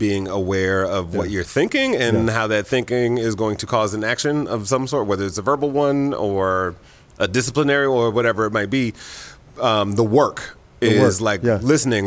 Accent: Midwest, United States; now in Los Angeles, United States; I grew up in the Midwest.

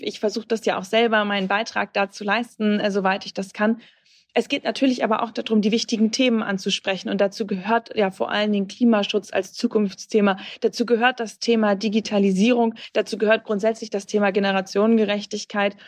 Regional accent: Bremen, Germany; auf meine Heimat zu kommen, in Bremen

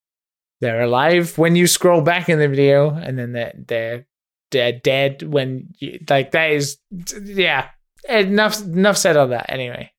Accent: United Kingdom; I'm British. That's my excuse. Seinfeld was not a thing in the UK.

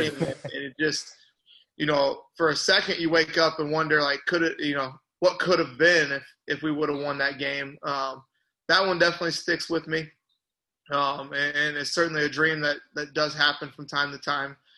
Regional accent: Washington, Illinois, United States; moved away as an adult; I grew up out just outside of Washington

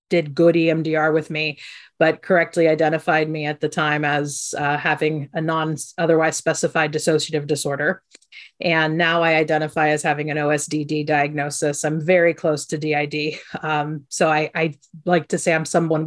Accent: Ohio, United States; also born or lived in Croatia; I grew up in Ohio.

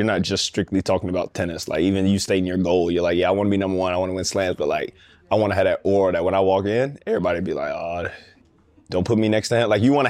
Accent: Atlanta, Georgia, United States; I grew up in Atlanta, the largest tennis market in the country.

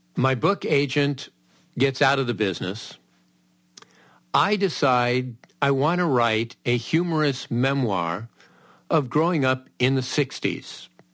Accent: Southern California, United States; growing up in Southern California.

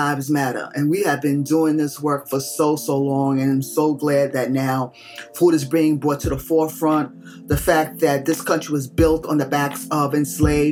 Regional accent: New York City, New York, United States; I grew up in New York City. I grew up in the projects, y'all. Jacob Riis houses, 10th Street Avenue, D, in the Lower East Side.

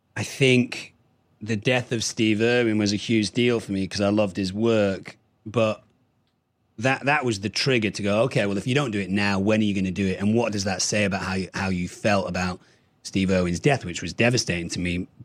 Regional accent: Manchester, North West England, United Kingdom; moved away as an adult; also born or lived in Berlin, Germany / Düsseldorf, Germany / Münster, Germany / Ireland; moved back to Manchester, where my parents are from, until I was seventeen

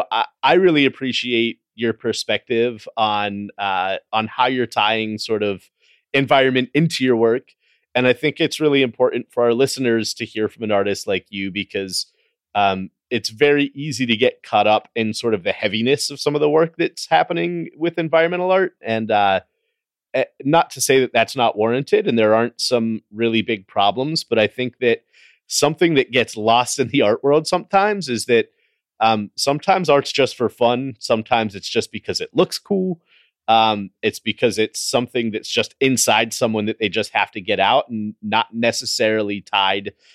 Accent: United States; being an American

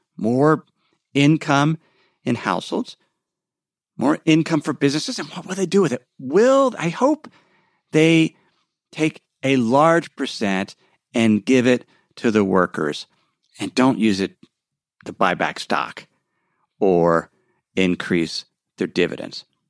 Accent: Cincinnati, Ohio, United States; my hometown of Cincinnati

